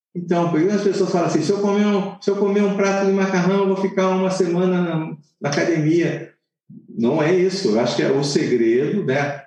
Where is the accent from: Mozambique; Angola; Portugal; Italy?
Italy; Southern Italy; now in Brazil; eu sou do sul da Itália, eu conheço muito bem o sul da Itália